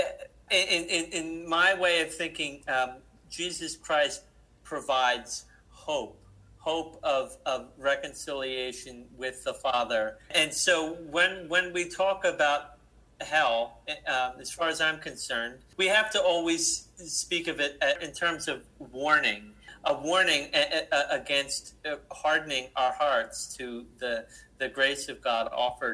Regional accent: New Jersey, United States; I'm from New Jersey

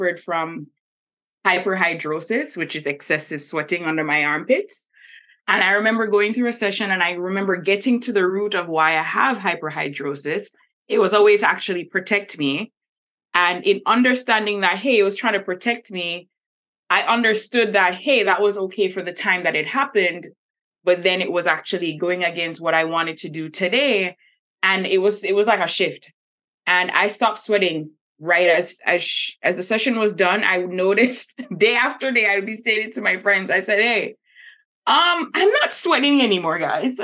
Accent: Jamaica; moved away; I'm originally from Jamaica, and Jamaica is very religious

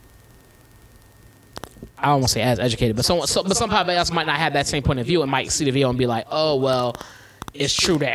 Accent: Philadelphia, Pennsylvania, United States; I grew up in Philly

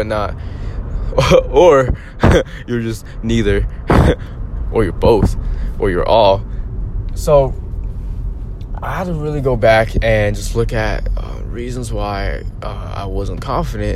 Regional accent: United States; just being Asian American, going through school

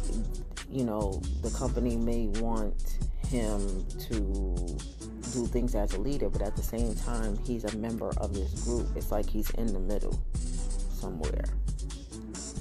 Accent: United States; I'm American

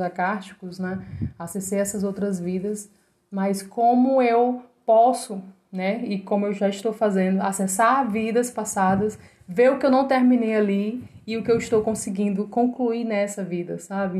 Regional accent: Ceará, Brazil; also born or lived in João Pessoa; eu sou cearense

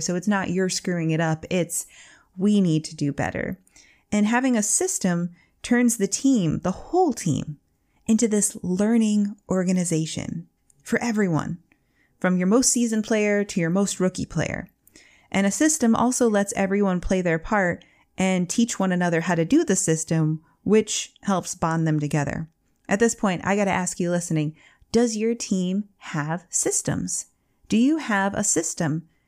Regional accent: Michigan, United States; I'm from Michigan

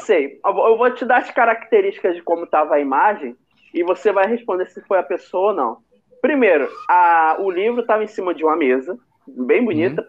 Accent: Rio de Janeiro, Brazil; eu sou daqui de Bolsa

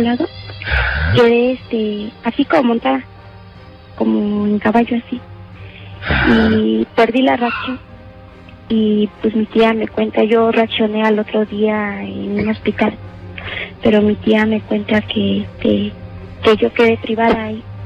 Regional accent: Guerrero, Mexico; moved away; also born or lived in Mexico City; Yo soy del estado de Guerrero

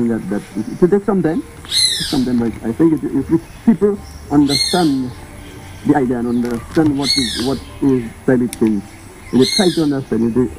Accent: Dominica; When I was born and bred on the Carib Reserve, on the Carib territory

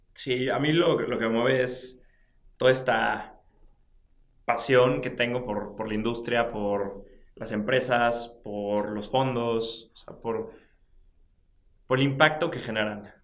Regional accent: Mexico; tú y yo somos mexicanos

